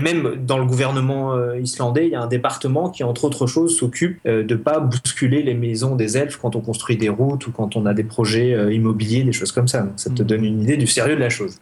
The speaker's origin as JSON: {"language": "French", "town": "Grenoble", "region": "Auvergne-Rhône-Alpes", "country": "France", "said": "chez nous à Grenoble"}